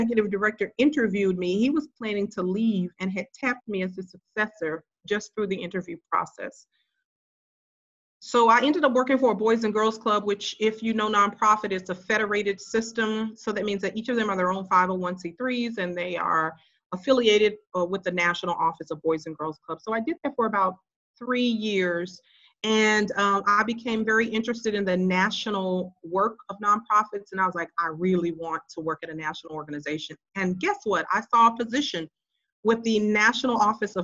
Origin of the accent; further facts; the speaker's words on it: Memphis, Tennessee, United States; moved away as an adult; also born or lived in Los Angeles / Philippines / Indiana; come back home to my hometown of Memphis